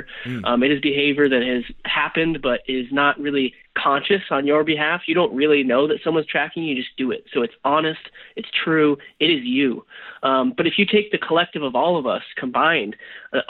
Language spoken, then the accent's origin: English; Nebraska, United States; moved away; I'm from Nebraska originally